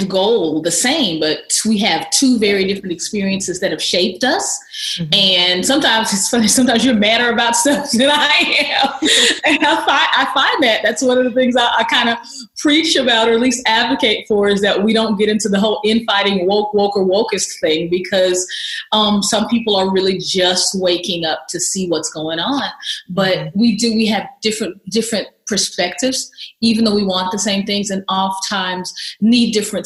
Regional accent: the South, United States; a black female growing up in the South

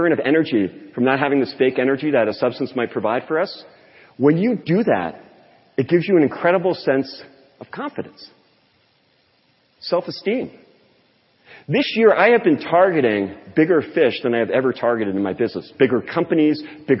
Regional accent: California, United States; born there; I thought this was way too California for me. I was born in California.

